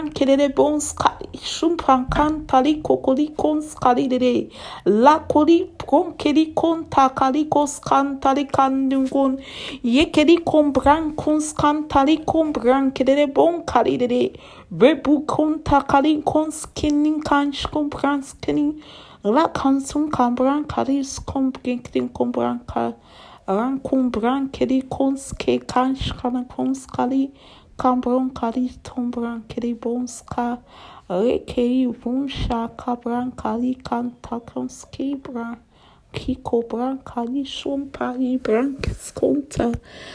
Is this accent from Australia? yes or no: no; Nigeria; I am from Nigeria